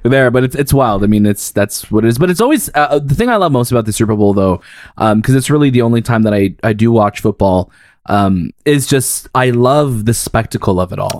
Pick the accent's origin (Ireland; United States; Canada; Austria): Canada; as a Canadian